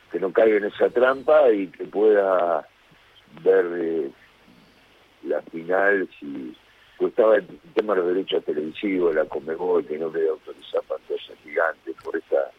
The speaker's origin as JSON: {"language": "Spanish", "country": "Argentina", "moved": "as an adult", "lives_now": "Brazil", "said": "como argentino"}